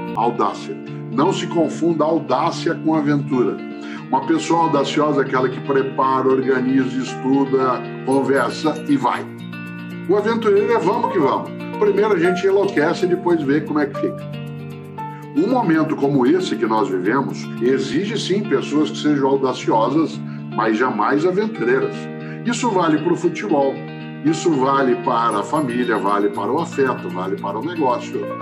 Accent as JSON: {"language": "Portuguese", "town": "Londrina", "region": "Paraná", "country": "Brazil", "moved": "yes", "lives_now": "São Paulo, Brazil"}